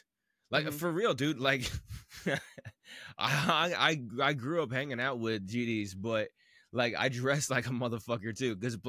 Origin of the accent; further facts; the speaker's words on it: Midwest, United States; I grew up here in the Midwest.